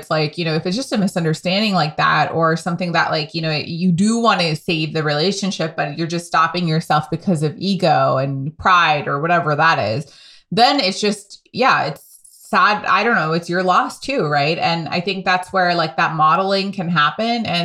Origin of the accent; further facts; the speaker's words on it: United States; accent: American; because of my accent being a little more American, like it's detectable to anyone locally.